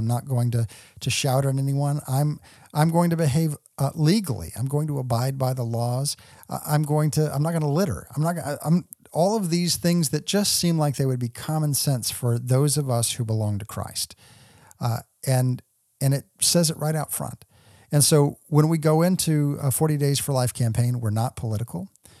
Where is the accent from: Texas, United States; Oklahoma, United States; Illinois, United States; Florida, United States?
Texas, United States; because I grew up in the pro-life movement. You know, growing up in the Dallas-Fort Worth area, we participated in the Life Chain.